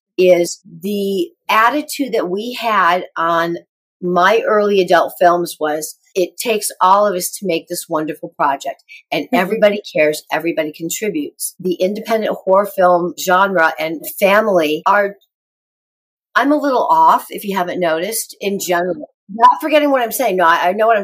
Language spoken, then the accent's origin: English; Rockford, Illinois, United States; moved away; I'm going back to Rockford, Illinois, my hometown.